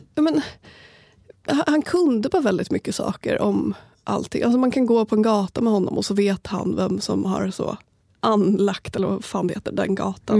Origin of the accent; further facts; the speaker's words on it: Sala, Västmanland, Sweden; moved away; vill flytta hem till Sala